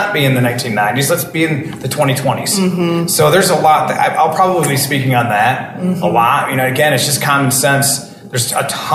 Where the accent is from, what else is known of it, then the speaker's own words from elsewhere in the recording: Detroit, Michigan, United States; I'm from Detroit